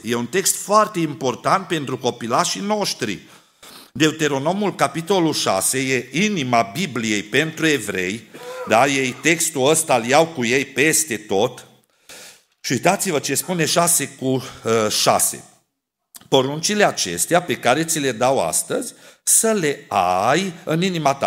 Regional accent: Câmpia Turzii, Cluj County, Romania; Când eram copil la noi la Câmpia Turzii

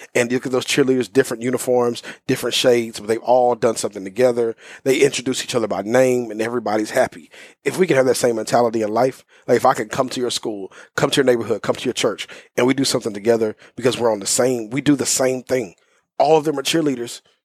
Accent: Houston, Texas, United States; moved away as an adult; also born or lived in Waxahachie, Texas; now in Dallas, United States; I was born and raised in South Houston

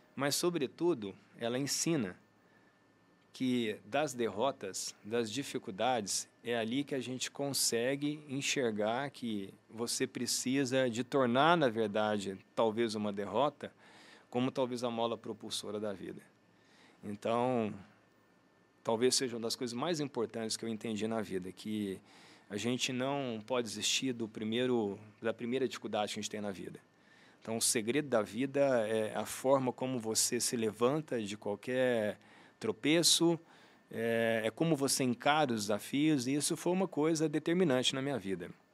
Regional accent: Uberlândia, Minas Gerais, Brazil; eu sou de Uberlândia, né? Nascido e criado aqui

